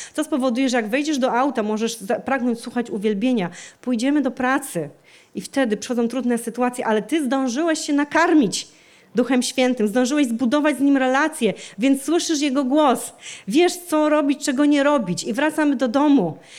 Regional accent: Częstochowa, Silesian Voivodeship, Poland; w kościele, w którym e, się wychowałam, w którym się nawróciłam, w kościele w Częstochowie

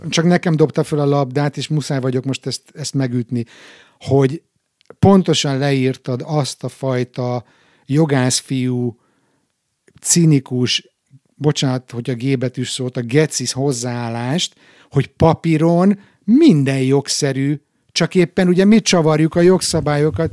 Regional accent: Hungary; moved away; mi, mint külföldön élő magyarok

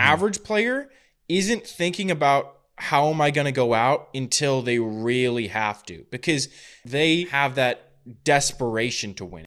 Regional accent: Napa, California, United States; a tournament that I was a ball boy at in my hometown, the Napa Challenger

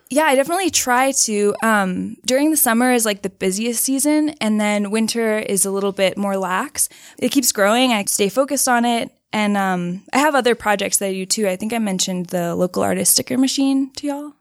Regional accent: Austin, Texas, United States; I grew up in Austin, Texas, which is kinda like the hippie city of Texas

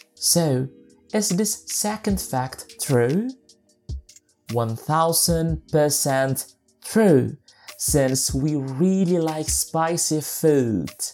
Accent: Manado, North Sulawesi, Indonesia; my hometown

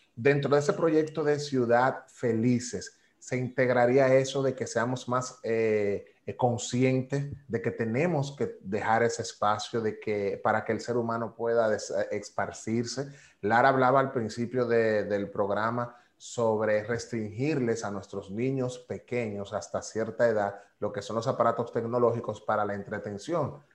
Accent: Dominican Republic; also born or lived in New York, United States

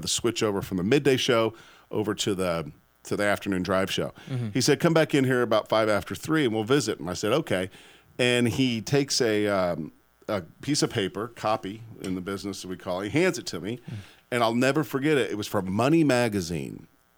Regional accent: Omaha, Nebraska, United States; moved away as an adult; also born or lived in Syracuse, New York; now in Austin, United States; So cool, you guys were in my hometown.

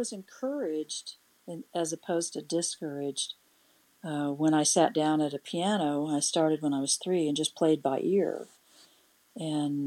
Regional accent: Emporia, Kansas, United States; also born or lived in Topeka, Kansas / Lawrence, Kansas; from Topeka to Emporia, Kansas, and that's where I spent my growing up years until I moved to Lawrence

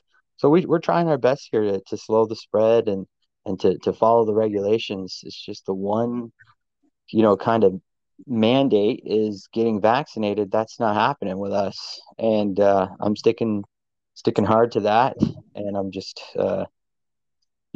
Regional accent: United States; moved away; I'm from the States

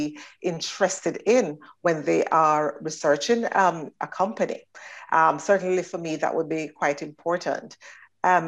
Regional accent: Jamaica; moved away as an adult; now in Northern Ireland; Starting back in Jamaica, which is my home country

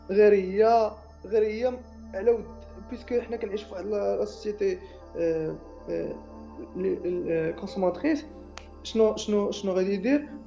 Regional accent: Morocco; ملي كنقول لهم انا راه جاي من المغرب

